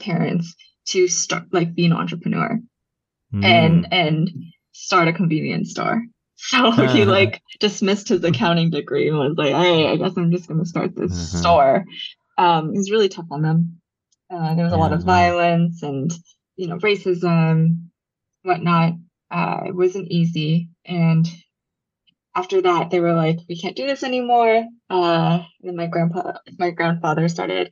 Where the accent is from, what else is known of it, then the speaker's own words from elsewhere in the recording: Culver City, California, United States; first language Japanese; I grew up in Culver City